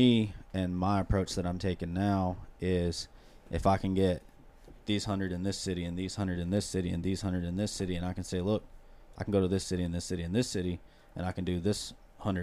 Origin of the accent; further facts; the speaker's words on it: hometown of the Avett Brothers, North Carolina, United States; I come from a very small town, 1,200 people, but we got some famous people that come from there. So, the …, from my hometown